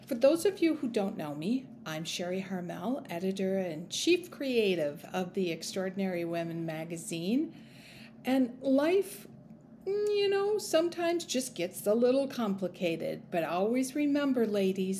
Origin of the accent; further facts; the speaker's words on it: Minnesota, United States; I grew up in Minnesota